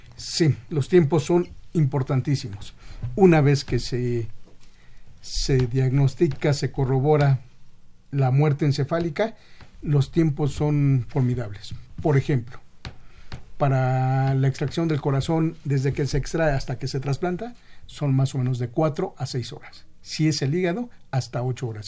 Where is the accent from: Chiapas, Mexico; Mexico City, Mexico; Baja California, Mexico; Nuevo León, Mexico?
Mexico City, Mexico; yo soy de Xochimilco, todavía se saluda de mano